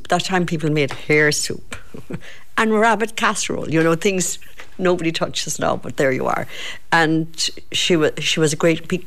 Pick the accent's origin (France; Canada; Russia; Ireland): Ireland; Kenmare, Munster; also born or lived in London; from Kenmare